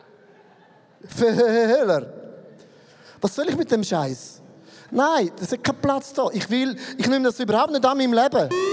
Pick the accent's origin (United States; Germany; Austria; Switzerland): Switzerland; ich bin ein Schweizer